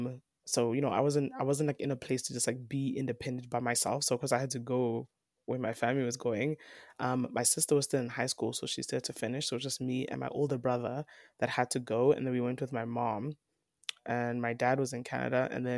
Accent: South Africa; I'm Nigerian, I'm Yoruba, mm-hmm. but I was born and raised in South Africa.

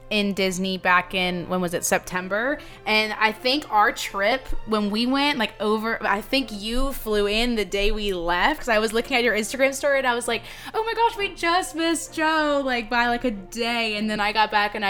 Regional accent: England, United Kingdom; now in United States; I grew up in England.

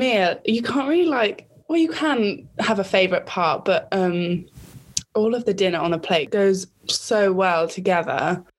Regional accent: Herefordshire, West Midlands, United Kingdom; moved away as an adult; now in Swansea, United Kingdom; I'm a nursing student from Swansea University, and I'm originally from Herefordshire, and I'm also Jemima's cousin.

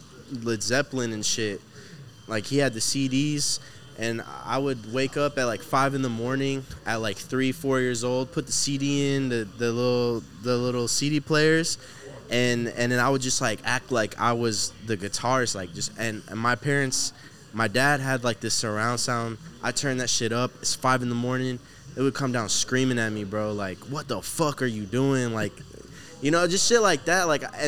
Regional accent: Houston, Texas, United States; Houston. I was born here, but originally Palestine. My dad's from Palestine, mom's from Africa.

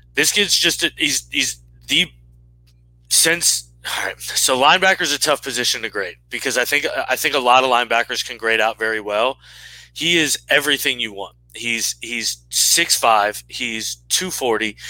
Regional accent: United States; I'm an American in a jersey

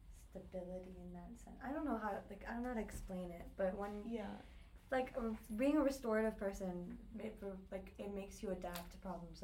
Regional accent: Delaware, United States; I'm also part of the Leadership Ladies, and I'm from Delaware

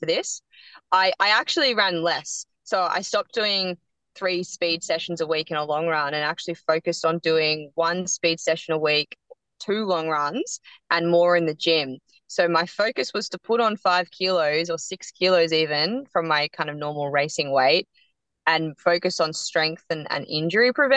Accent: Yarra Valley, Victoria, Australia; I grew up in the Yarra Valley

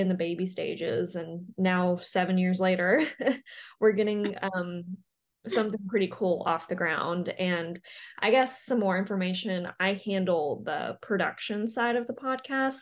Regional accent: Arkansas, United States; moved away as an adult; also born or lived in Ottumwa, Iowa; now in Iowa, United States; I grew up in Arkansas, but I currently live in Iowa

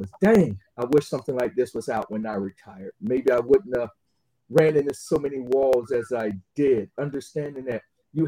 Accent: Atlanta, Georgia, United States; now in Jacksonville, United States; city of Atlanta, Georgia, which is my hometown

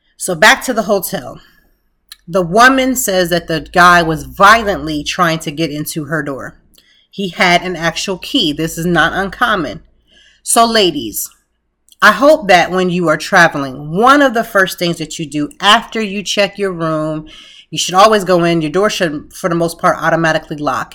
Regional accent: Lancaster, Pennsylvania, United States; now in Philadelphia, United States; I'm from Lancaster, a small city

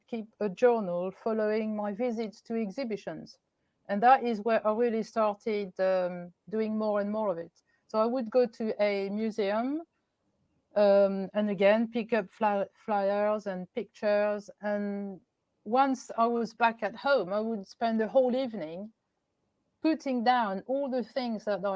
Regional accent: Paris, Île-de-France, France; moved away; I'm from Paris

